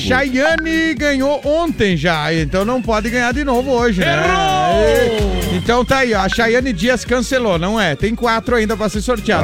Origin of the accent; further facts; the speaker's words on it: Liberato Salzano, Rio Grande do Sul, Brazil; Eu, eu sou de Liberato Salzano, trabalhei em rodeio bonito, frequentava aquela região lá.